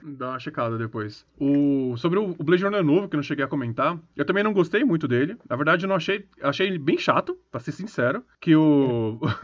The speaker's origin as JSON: {"language": "Portuguese", "country": "Brazil", "said": "a gente é brasileiro"}